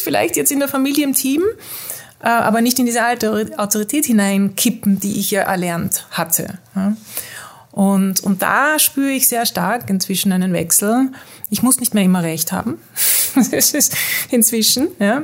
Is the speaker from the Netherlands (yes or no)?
yes; Netherlands; moved away as an adult; also born or lived in Mexico; ich bin in Holland aufgewachsen mit österreichischen